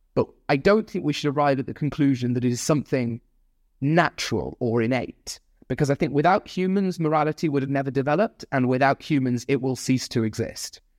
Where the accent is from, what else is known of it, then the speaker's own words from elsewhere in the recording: Nottingham, East Midlands, United Kingdom; the hometown of Nottingham.